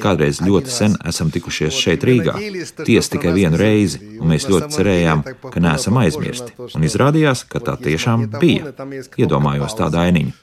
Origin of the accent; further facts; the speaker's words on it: southern Ukraine, Ukraine; moved away as an adult; now in Jurmala, Latvia; mēs esam no dienvidiem